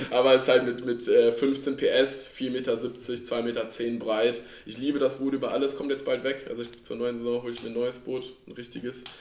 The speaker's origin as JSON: {"language": "German", "town": "Langerwehe", "region": "North Rhine-Westphalia", "country": "Germany", "said": "Ich komme ja. aus äh, Langerwehe, also alles hier Aachen, Kölner Raum."}